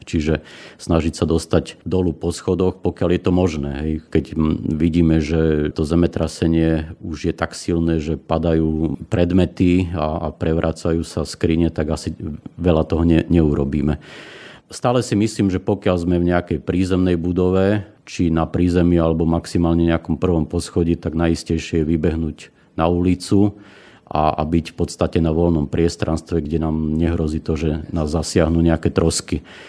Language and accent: Slovak; Svit, Prešov Region, Slovakia; Pochádzam z Tatier zo Svitu